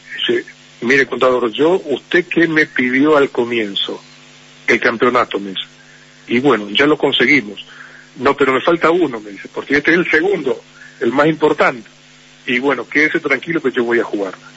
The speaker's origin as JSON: {"language": "Spanish", "country": "Paraguay", "said": "mi país"}